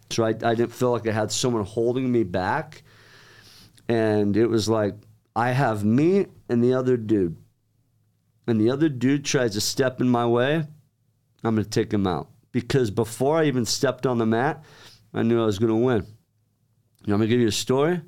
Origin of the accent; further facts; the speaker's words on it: Centerville, Utah, United States; moved away as an adult; also born or lived in Oklahoma; now in Pleasant Grove, United States; about a year later, my parents moved up to Centerville. It's right next to Farmington, right next to Lagoon. And was raised there